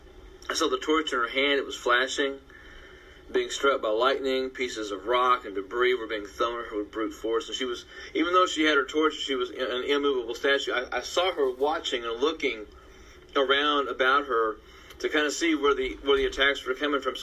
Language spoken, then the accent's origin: English; United States; I'm an American